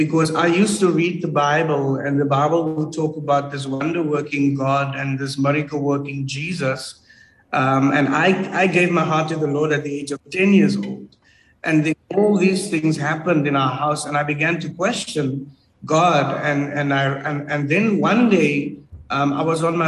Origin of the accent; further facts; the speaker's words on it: Cape Town, Western Cape, South Africa; I grew up in the Cape Flats